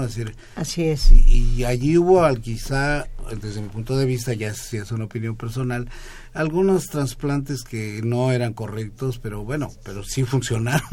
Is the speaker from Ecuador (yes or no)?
no; Mexico; los mexicanos